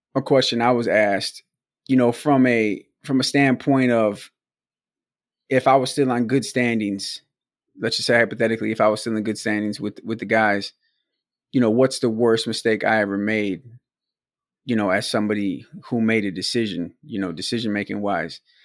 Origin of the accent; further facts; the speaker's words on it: Milwaukee, Wisconsin, United States; we were from Milwaukee, we're from Wisconsin